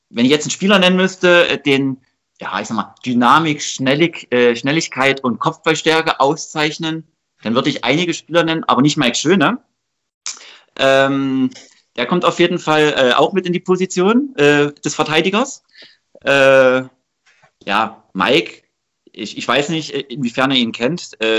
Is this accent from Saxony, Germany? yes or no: yes; Delitzsch, Saxony, Germany; also bei uns in Delisch gab es so einen tollen Käfig, äh, das war so ein, so ein Steinplatz, ja, äh, da haben wir immer gebolzt